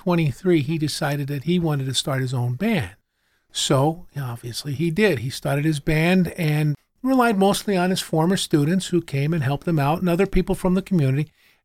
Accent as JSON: {"language": "English", "town": "Hanover Township", "region": "Pennsylvania", "country": "United States", "tie": "born or raised there", "said": "I grew up in Hanover Township."}